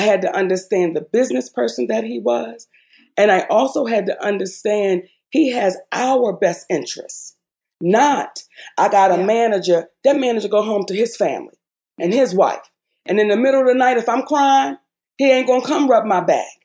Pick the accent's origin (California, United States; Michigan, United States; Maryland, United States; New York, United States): Maryland, United States; Baltimore; moved away as an adult; also born or lived in Hollywood; I was this girl from Baltimore.